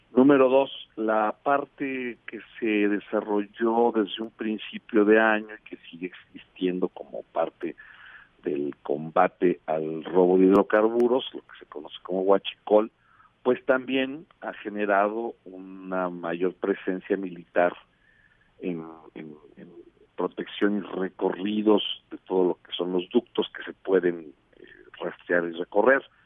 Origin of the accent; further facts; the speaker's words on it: Mexico; estamos viviendo como mexicanos